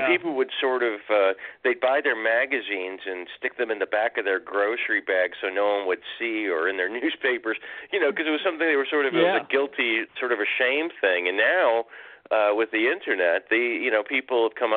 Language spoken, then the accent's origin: English; Detroit, Michigan, United States; moved away; I'm from Detroit originally. That's where I was born in the mm-hmm. early 60s.